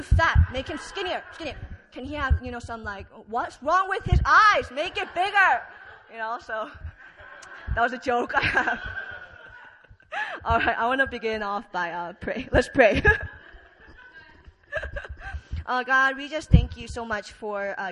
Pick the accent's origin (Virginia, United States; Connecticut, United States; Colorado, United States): Virginia, United States; moved away as an adult; also born or lived in Korea; now in South Korea; So I am from Virginia. I've been in Korea for about 5 years